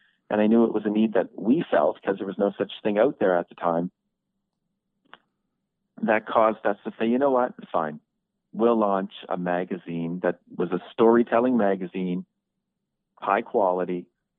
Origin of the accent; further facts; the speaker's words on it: Kenya; also born or lived in Canada; so yes, we're from Africa, but I've also grown up a bit in Canada too. So, you know, I've grown up in Canada and in Kenya.